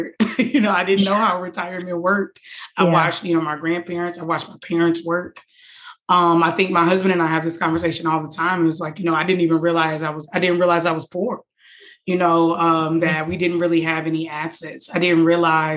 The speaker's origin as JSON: {"language": "English", "town": "Detroit", "region": "Michigan", "country": "United States", "tie": "born or raised there", "moved": "yes", "said": "I grew up in Detroit, so I'm from Detroit"}